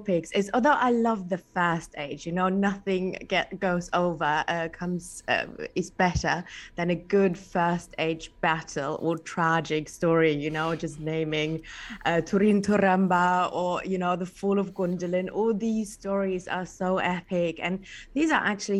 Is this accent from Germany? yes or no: yes; Germany; first language German; English is a second language; moved away; also born or lived in England; English is not my native. I'm German. I grew up partly in England, but, you know, it's not my native language.